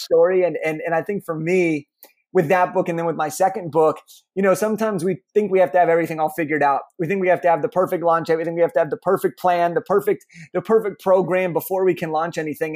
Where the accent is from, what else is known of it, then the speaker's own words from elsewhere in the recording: Los Angeles, California, United States; I grew up in Los Angeles, California